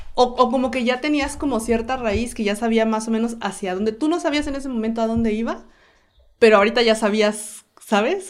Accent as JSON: {"language": "Spanish", "town": "Oaxaca de Juárez", "region": "Oaxaca", "country": "Mexico", "tie": "born or raised there", "also_born_or_lived": "Guanajuato", "said": "soy originaria de Oaxaca, Oaxaca"}